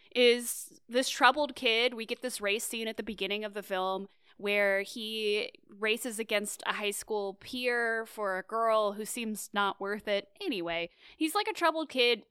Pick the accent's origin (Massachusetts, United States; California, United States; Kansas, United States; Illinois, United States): Kansas, United States; moved away; I grew up in Kansas